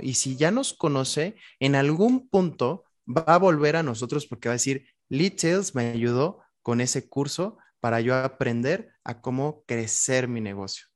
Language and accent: Spanish; Querétaro, Mexico; cuando regreso a Querétaro, que es de donde soy